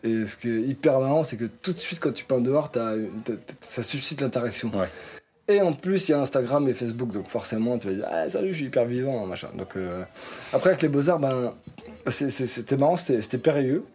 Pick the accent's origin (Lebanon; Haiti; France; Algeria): France; Nantes, Pays de la Loire; on est nantais